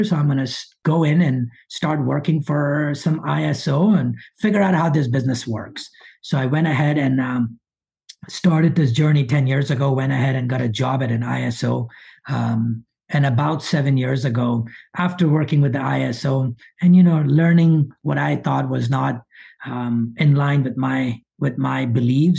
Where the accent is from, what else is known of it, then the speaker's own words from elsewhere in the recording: Monroe, Louisiana, United States; English is a second language; I moved to this country at age of 12. Might not sound like it, but I grew up in Monroe, Louisiana